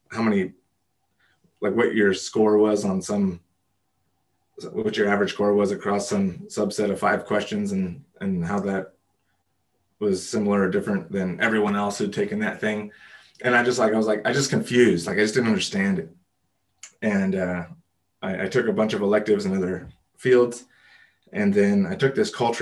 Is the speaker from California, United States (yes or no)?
yes; Los Angeles, California, United States; I grew up here in Los Angeles